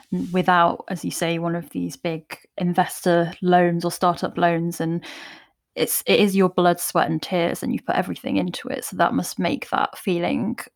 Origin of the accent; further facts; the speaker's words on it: United Kingdom; we are British